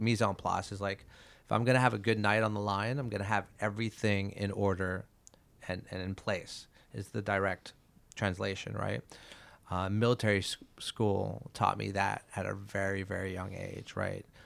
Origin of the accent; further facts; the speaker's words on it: Montreal, Quebec, Canada; moved away; I'm from Montreal